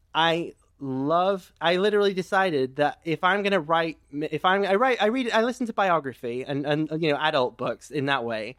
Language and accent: English; England, United Kingdom; I'm, I'm English